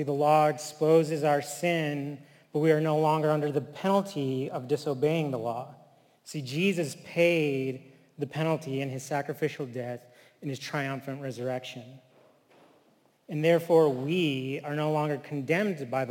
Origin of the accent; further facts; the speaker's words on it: Flint, Michigan, United States; also born or lived in Texas / California / Taos Pueblo, New Mexico; now in Chicago, United States; I grew up in Flint, Michigan